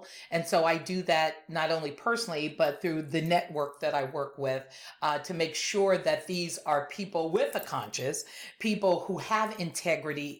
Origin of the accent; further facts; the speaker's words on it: Compton, California, United States; I'm originally from Los Angeles, from Compton more specifically